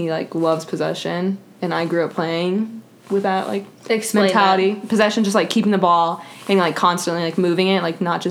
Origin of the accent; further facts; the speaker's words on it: Highlands Ranch, Colorado, United States; I'm from Colorado. Highlands Ranch, specifically.